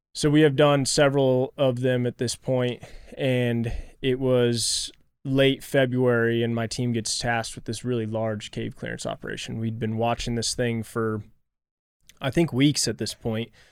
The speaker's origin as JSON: {"language": "English", "town": "Kansas City", "region": "Missouri", "country": "United States", "tie": "born or raised there", "said": "growing up in Kansas City, just right down the road from you guys"}